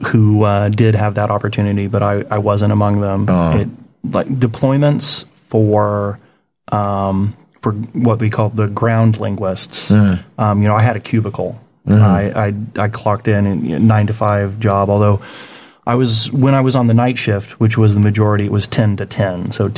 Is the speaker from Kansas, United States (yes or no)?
yes; Topeka, Kansas, United States; moved away as an adult; also born or lived in New York City / Augusta, Georgia; now in Changwon, South Korea; No, I'm from Kansas. Okay. Topeka, Kansas.